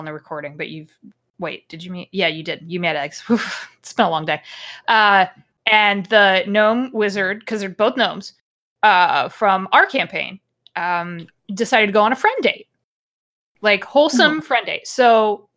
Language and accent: English; United States; I'm American